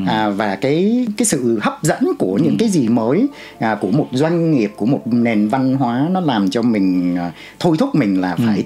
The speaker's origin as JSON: {"language": "Vietnamese", "country": "Vietnam", "also_born_or_lived": "Canada", "moved": "yes"}